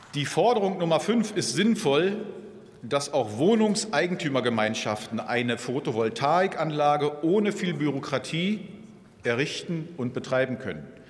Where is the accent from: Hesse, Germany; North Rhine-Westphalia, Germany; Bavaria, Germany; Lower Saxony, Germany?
Lower Saxony, Germany; Hanover; bei uns in Hannover